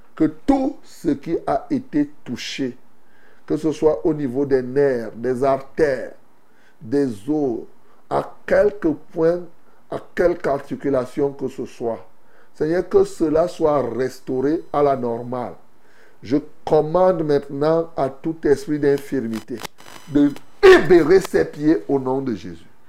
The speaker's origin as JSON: {"language": "French", "country": "Cameroon", "said": "chez nous au Cameroun"}